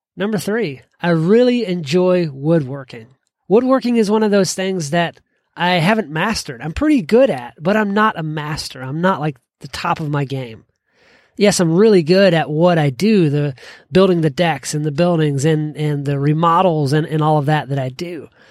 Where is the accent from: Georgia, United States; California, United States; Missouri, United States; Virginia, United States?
Georgia, United States; growing up in Georgia